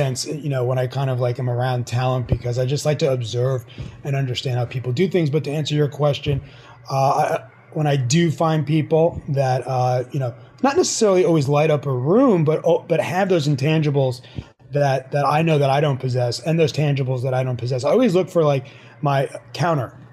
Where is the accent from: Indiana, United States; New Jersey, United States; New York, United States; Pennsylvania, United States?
New York, United States; moved away as an adult; also born or lived in Miami; now in Florida, United States; I went back home. I'm originally from New York